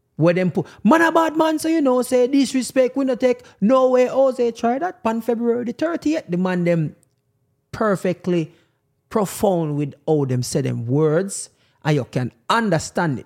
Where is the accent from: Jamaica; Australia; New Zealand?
Jamaica